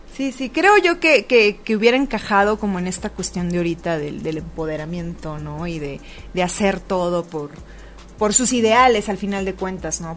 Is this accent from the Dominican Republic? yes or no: no; Tijuana, Baja California, Mexico; moved away as an adult; now in Mexico City, Mexico; en Tijuana, Baja California, de donde soy